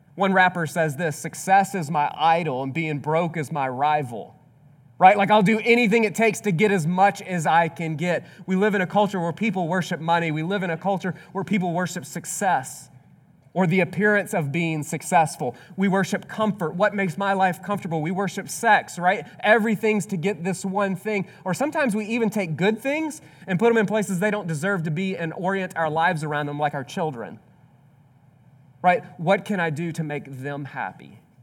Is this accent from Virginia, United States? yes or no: no; Mississippi, United States; I grew up in Mississippi